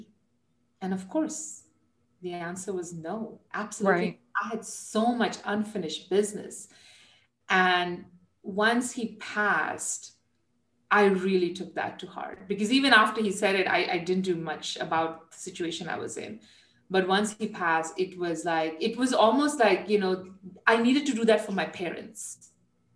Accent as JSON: {"language": "English", "country": "India", "tie": "born or raised there", "moved": "yes", "said": "And I'm Indian. I was, you know, was born there, raised there."}